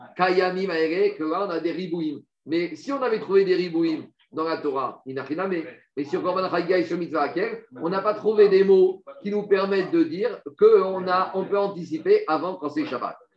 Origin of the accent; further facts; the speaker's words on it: France; moved away; on a des mauvaises racines, on a des mauvaises influences quand on a grandi en France